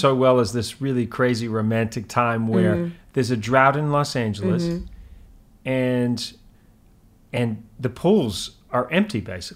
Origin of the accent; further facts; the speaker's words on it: New Zealand; my home country of New Zealand